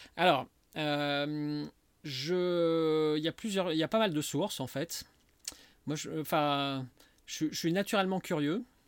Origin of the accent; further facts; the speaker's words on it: Lyon, Auvergne-Rhône-Alpes, France; also born or lived in Saint-Étienne / Mâconnais; mes parents se sont installés à Lyon, j'avais deux ans. Donc je, suis quasiment lyonnais